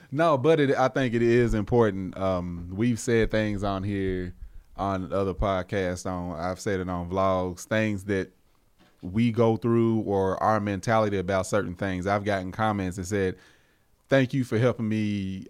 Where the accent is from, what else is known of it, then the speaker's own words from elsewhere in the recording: United States; a black man in America that was born and raised here